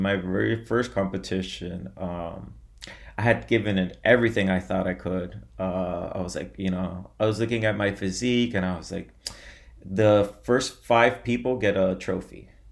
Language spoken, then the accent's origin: English; Miami, Florida, United States; I was born in Miami, Florida. I've lived in Miami my whole life, my whole life